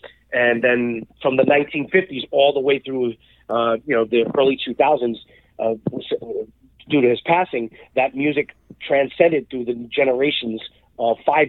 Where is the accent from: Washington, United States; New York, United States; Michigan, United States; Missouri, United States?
New York, United States; New York City; we were born and raised in New York City, my father before me too as well. We are Puerto Rican, New York born Hispanics from New York.